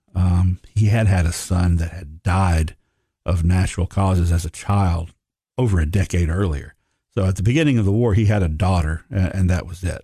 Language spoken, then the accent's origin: English; Sparta, Tennessee, United States; when I was growing up in Sparta, I was born in nineteen sixty-eight